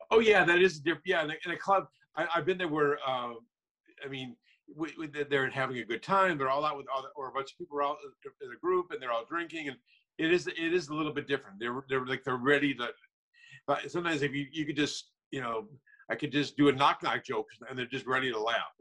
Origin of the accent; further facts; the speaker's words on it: Minnesota, United States; now in Los Angeles, United States; I'm originally from Minnesota.